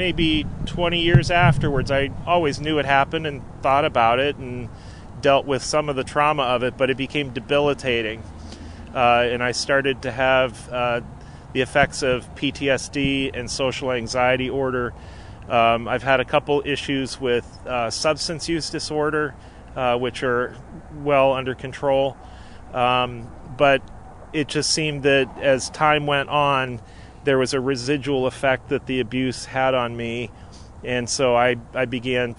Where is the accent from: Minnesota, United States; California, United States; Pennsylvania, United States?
Pennsylvania, United States; Erie; I'm from Erie, Pennsylvania. I was raised there